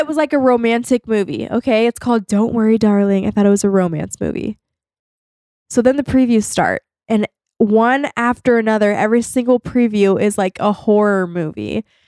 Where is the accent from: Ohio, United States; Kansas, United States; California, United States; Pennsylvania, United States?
California, United States; I was born and raised in California.